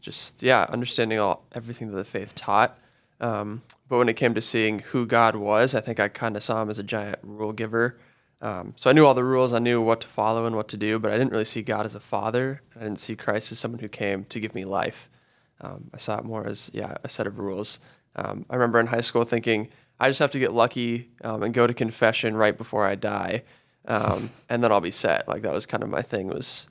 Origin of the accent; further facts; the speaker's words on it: Colorado, United States; So I grew up actually just outside of Denver.